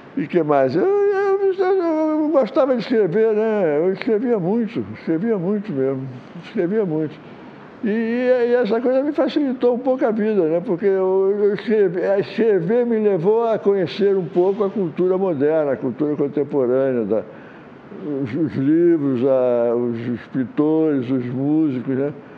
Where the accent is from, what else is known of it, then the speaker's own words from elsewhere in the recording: Rio de Janeiro, Brazil; also born or lived in Maceió, Alagoas; eu sou de Maceió, né? Eu vim para o Rio de Janeiro